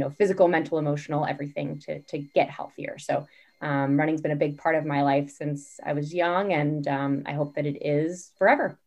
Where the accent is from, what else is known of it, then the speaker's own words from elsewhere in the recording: California, United States; moved away as an adult; also born or lived in Boston area; now in Boston, United States; I'm currently living in the Boston area, but I grew up in California